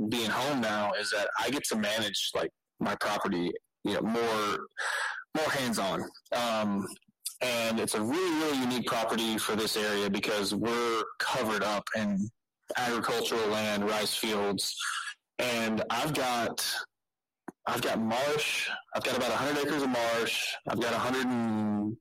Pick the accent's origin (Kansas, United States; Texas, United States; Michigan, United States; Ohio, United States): Texas, United States; Beaumont; I grew up here in Beaumont, Texas, Southeast Texas